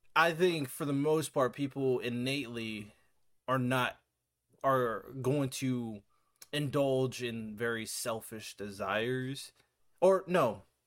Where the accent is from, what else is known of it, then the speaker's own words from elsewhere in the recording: United States; as an American